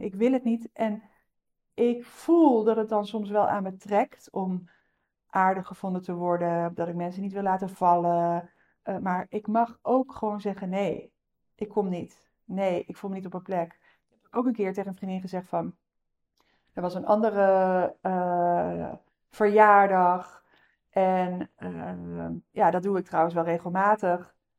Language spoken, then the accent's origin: Dutch; North Brabant, Netherlands; Ik kom uit Brabant